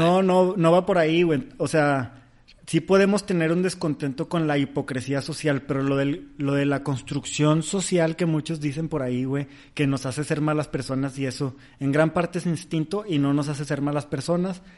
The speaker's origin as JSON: {"language": "Spanish", "country": "Mexico", "said": "soy mexicano"}